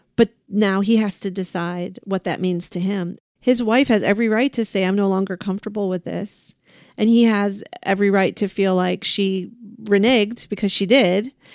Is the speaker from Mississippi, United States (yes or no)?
no; Ohio, United States; now in California, United States; Ohio, my home state, Buckeyes